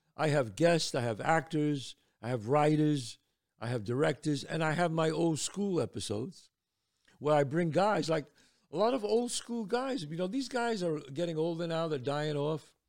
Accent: New York City, New York, United States; I was born and raised in the Bronx.

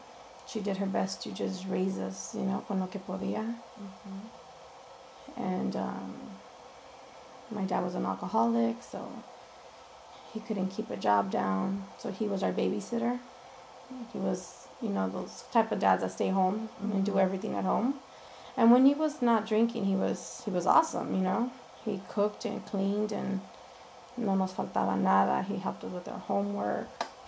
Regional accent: Los Angeles, California, United States; I was born and raised in East LA. Went to First Street School, went to Hollenbeck for a year. Parents got divorced when I was 13, so then I moved to this side of town, to City Terrace side.

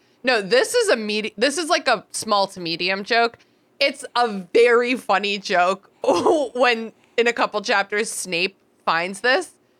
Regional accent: Fairfax, Virginia, United States; now in Richmond, United States; I grew up in Fairfax, which like has nothing. It has like a very shitty bus system.

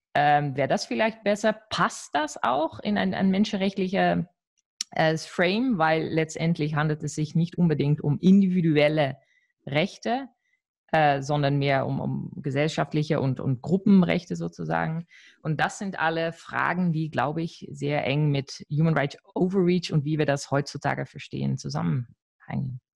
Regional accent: Netherlands; als Niederländerin

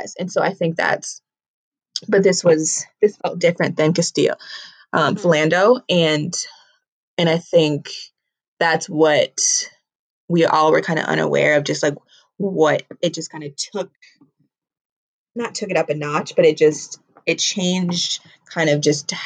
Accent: Minnesota, United States; I'm from Minnesota.

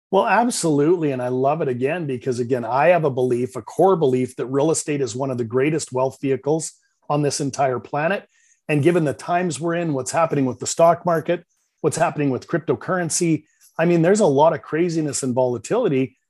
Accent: Vancouver, British Columbia, Canada; accent: Canadian; I'm from Vancouver, Canada. You might detect a little bit of a Canadian accent

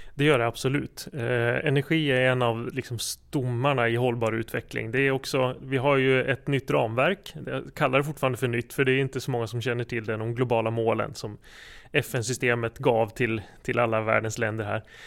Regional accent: Jämtland, Sweden; moved away as an adult; also born or lived in Uppsala; jag är uppvuxen här i Jämtland men har bott i Uppsala eh, lång tid av mitt liv

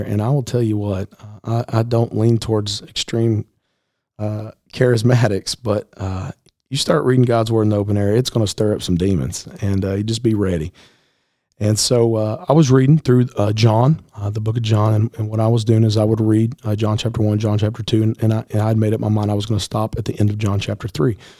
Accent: Middle Tennessee, United States; I grew up here in Middle Tennessee

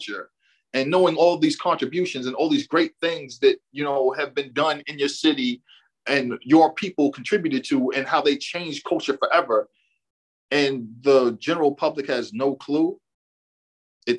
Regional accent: Boston, Massachusetts, United States; I was born and raised in Boston.

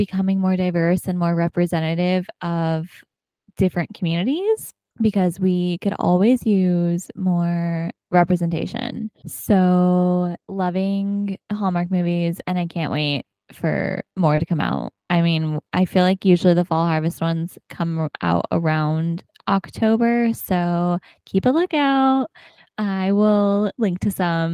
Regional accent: Southern California, United States; moved away as an adult; also born or lived in New York; growing up in Southern California

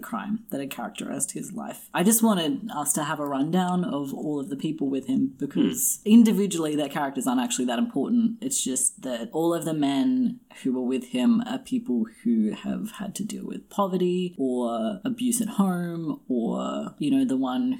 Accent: Australia; I'm Australian

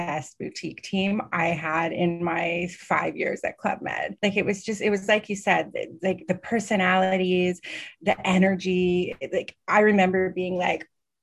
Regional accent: Canada; also born or lived in Montreal; I'm Canadian

